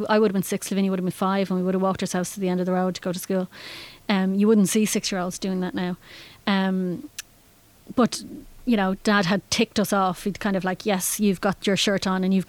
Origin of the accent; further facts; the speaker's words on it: Howth, Leinster, Ireland; moved away as an adult; also born or lived in Germany; I grew up in Howth and didn't actually realise how fantastic it was until I left